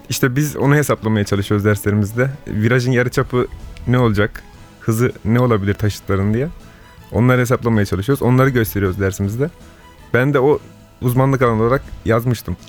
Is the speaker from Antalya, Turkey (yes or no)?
yes; Antalya, Turkey; now in Istanbul, Turkey; Antalya Gazi doğumluyum